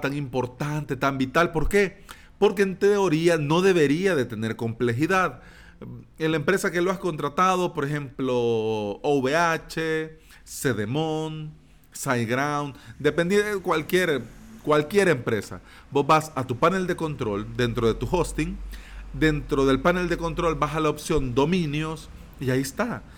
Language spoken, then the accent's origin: Spanish; El Salvador